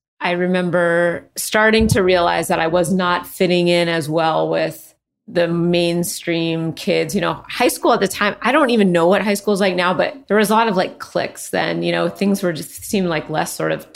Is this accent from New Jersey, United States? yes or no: no; Redmond, Washington, United States; also born or lived in Los Angeles, California; now in Portland, United States; I grew up outside Seattle.